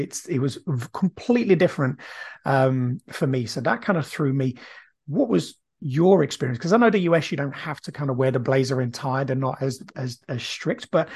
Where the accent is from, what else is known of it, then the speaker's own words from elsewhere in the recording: Brazil; now in United Kingdom; I grew up in Brazil, and when I came to the UK